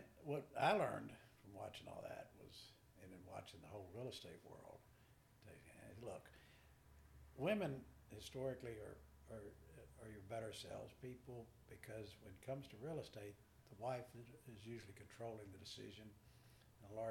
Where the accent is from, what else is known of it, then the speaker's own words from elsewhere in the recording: Texarkana, Texas, United States; New Boston Road was the world back when we were growing up